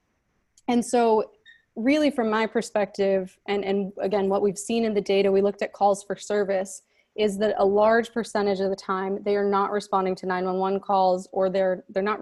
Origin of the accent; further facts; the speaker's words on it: Arizona, United States; moved away as an adult; now in Davis, United States; I come from Arizona and I lived there my whole life.